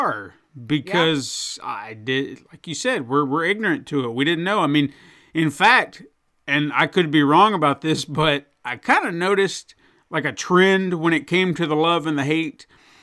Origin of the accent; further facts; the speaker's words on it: United States; I am an American.